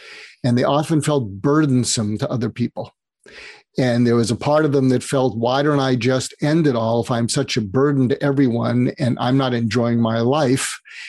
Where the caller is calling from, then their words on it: Los Angeles, California, United States; I'm calling in from Los Angeles.